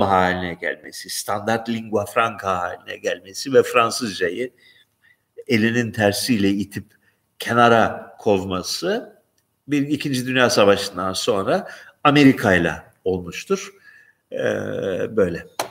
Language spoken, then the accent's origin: Turkish; Turkey; now in Greece; Yunanistan'da yaşayan bir Türkiye'li olarak